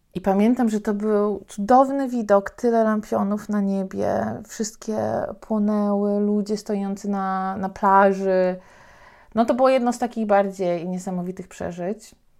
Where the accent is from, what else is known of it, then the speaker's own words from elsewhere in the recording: Poland; also born or lived in Thailand; Ja powiedziałam, że z Polski